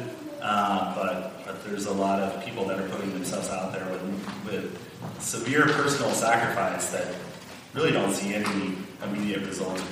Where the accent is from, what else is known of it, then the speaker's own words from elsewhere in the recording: Oklahoma, United States; My home state of Oklahoma